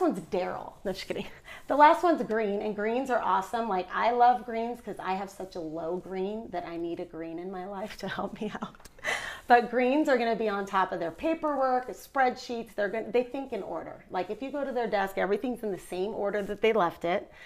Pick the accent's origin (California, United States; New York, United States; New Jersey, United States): California, United States; Orange County; moved away as an adult; now in Utah, United States; I've been in Utah for 11 years, but I'm born and raised in Orange County, California